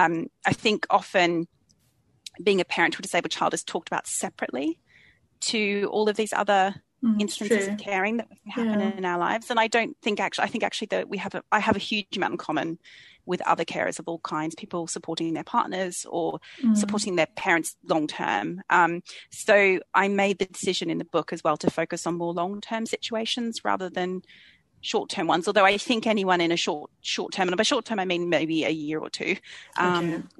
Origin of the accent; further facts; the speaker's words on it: Australia; moved away as an adult; now in London, United Kingdom; I was born and raised in Australia, but I've been living in London for about 20 years now